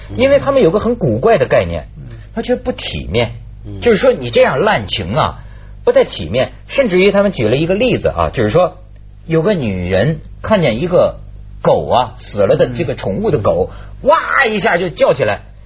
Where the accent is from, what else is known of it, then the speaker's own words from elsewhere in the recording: China; 我们中国人不压抑